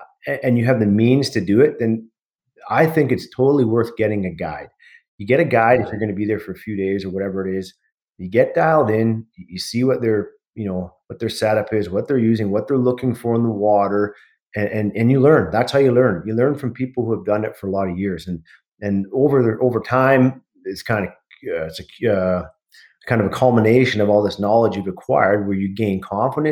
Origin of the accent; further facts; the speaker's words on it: Pitt Meadows, British Columbia, Canada; I grew up in Pitt Meadows in the Lower Mainland